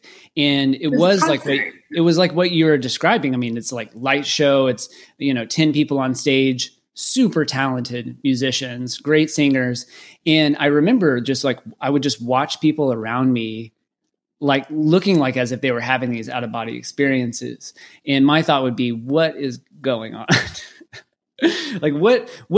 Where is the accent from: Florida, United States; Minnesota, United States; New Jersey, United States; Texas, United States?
Texas, United States; Waco; growing up in Waco, Texas